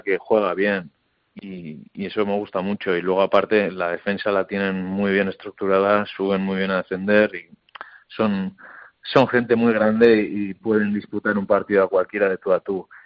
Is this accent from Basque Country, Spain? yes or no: yes; Hernani, Basque Country, Spain; siendo como soy encima de Hernani de toda la vida